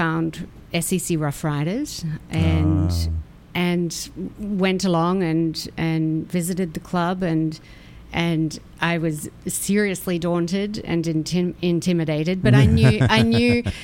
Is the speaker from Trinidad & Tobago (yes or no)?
no; Australia; moved away; I'm an Aussie